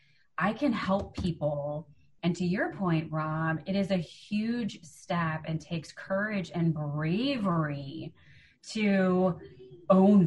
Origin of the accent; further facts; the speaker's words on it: Chicago, Illinois, United States; I'm from Chicago. I'm a Midwesterner